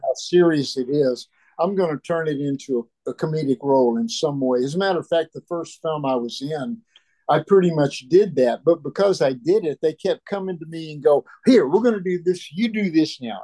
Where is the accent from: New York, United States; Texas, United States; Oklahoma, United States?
Texas, United States; Dallas; moved away; I came from Dallas